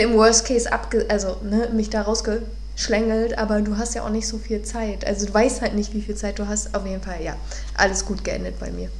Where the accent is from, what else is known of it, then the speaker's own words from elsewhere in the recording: Neubrandenburg, Mecklenburg-Vorpommern, Germany; moved away; In meiner Heimatstadt, äh, ich komme aus Neubrandenburg